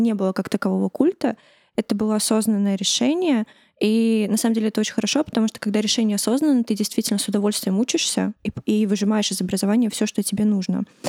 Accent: Tashkent, Uzbekistan; now in Russia; я росла э, в Ташкенте, в русской среде, училась в русском классе, в русской школе

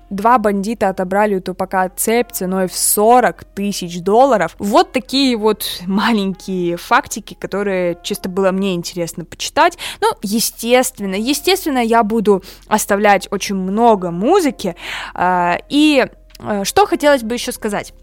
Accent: Rostov-on-Don, Rostov Oblast, Russia; я родилась и выросла и живу в Ростове-на-Дону. Город на юге России

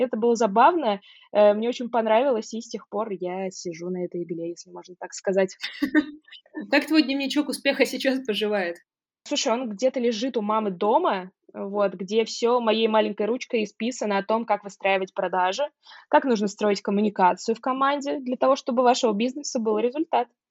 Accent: Saratov, Saratov Oblast, Russia; moved away as an adult; now in Moscow, Russia; в моем родном городе Саратове

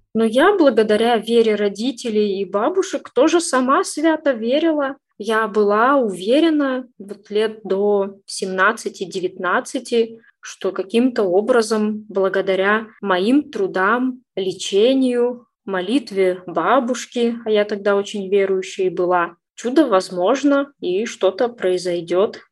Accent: Orsk, Orenburg Oblast, Russia; now in Yekaterinburg, Russia; в моем родном городе, а родилась я не в Екатеринбурге, а в Оренбургской области, город Орск

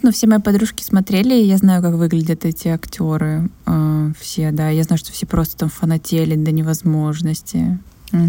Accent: Krasnodar, Krasnodar Krai, Russia; у меня в моем родном городе, то есть в москве это побольше, но э, в Краснодаре

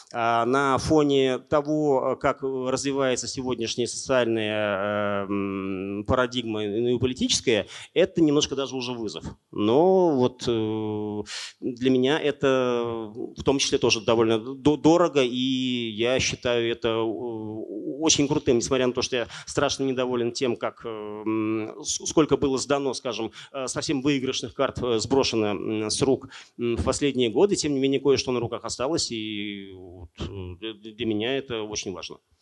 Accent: Naberezhnye Chelny, Tatarstan, Russia; moved away as an adult; also born or lived in Kazan; я вырос на Набережных Челнах

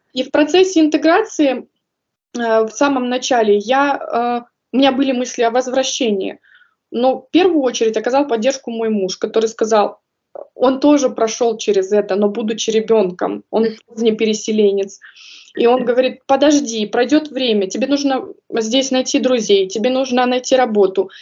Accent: Kazakhstan; moved away as an adult; also born or lived in North Rhine-Westphalia, Germany; now in Stuttgart, Germany; я родом из Казахстана

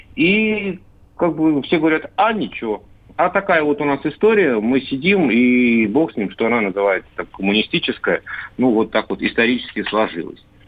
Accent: Tver, Tver Oblast, Russia; в моем родном городе Тверь

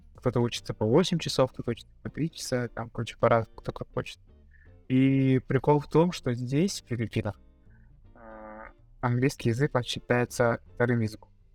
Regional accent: Yakutsk, Sakha Republic, Russia; moved away as an adult; also born or lived in Moscow / Kazakhstan; now in Philippines; я, ну, уехал из родного города, из Якутска, в начале 21 года

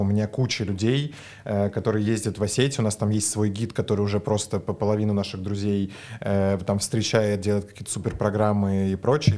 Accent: Moscow, Russia; я просто родился в Москве

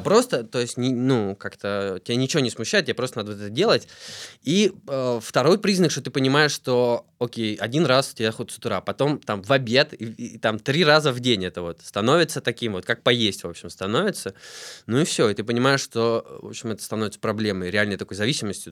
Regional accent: Tula, Tula Oblast, Russia; now in Moscow, Russia; я родился в Туле, живу в Москве сейчас

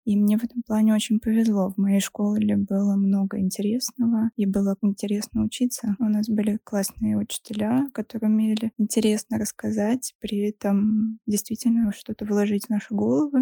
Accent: Saint Petersburg, Russia; Мне 34, я из Петербурга.

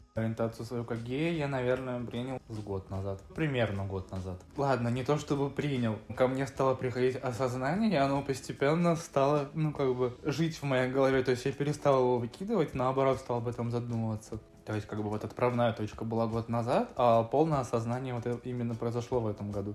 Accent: Severodvinsk, Arkhangelsk Oblast, Russia; moved away as an adult; now in Moscow, Russia; я северный парень из Северодвинска. В Москве уже, получается, пятый год живу

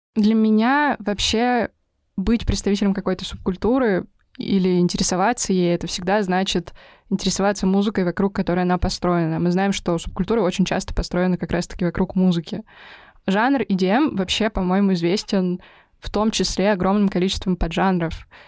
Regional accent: Kirov, Kirov Oblast, Russia; в моем родном городе Кирове

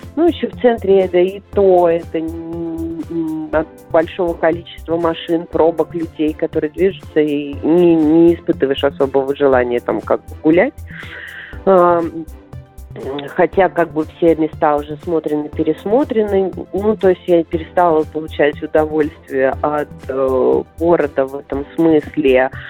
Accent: Minsk, Belarus; moved away as an adult; also born or lived in Moscow; я уезжала из Минска

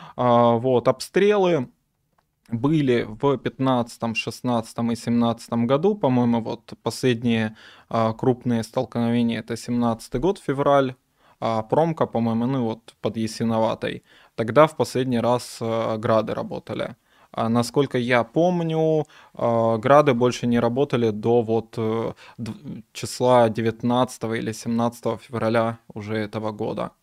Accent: Donetsk, Donetsk Oblast, Ukraine; moved away; also born or lived in Kyiv / Odesa; я из Донецка. Некоторое время я жил в Киеве и в Одессе.

